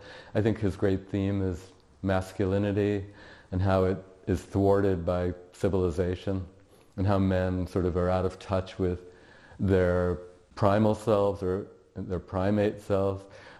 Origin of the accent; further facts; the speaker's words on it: New York City, New York, United States; I'm from New York City